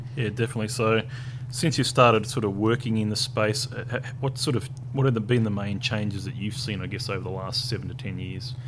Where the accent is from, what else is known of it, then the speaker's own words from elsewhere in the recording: Tasmania, Australia; moved away; I came from Tasmania, uh, so in Tasmania, I think um, wasn't that many people that lived there